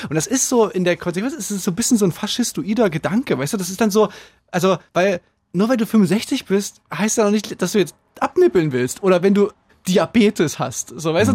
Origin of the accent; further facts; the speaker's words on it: Saxony, Germany; bei uns in Sachsen